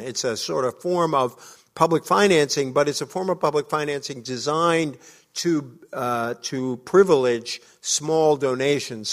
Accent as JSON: {"language": "English", "town": "Fall River", "region": "Massachusetts", "country": "United States", "tie": "born or raised there", "said": "I grew up in an old, uh, factory town, uh, in New England, uh, called Fall River. I love my hometown"}